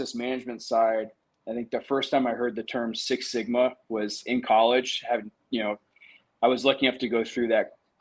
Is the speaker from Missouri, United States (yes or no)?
no; Danville, Indiana, United States; moved away as an adult; also born or lived in West Lafayette, Indiana; now in Miami, United States; So that's kind of where I'm from.